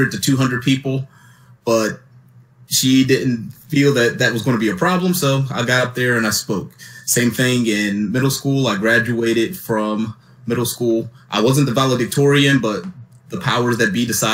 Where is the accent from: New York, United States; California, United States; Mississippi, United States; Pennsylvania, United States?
Pennsylvania, United States; Philadelphia; I grew up in Philadelphia, Pennsylvania, born and raised